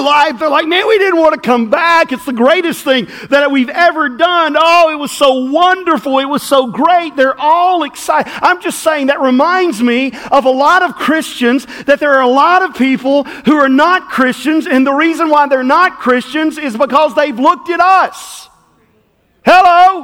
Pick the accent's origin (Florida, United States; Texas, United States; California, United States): Florida, United States; Southport; I'm from Southport. I'll put it in Southportian vernacular.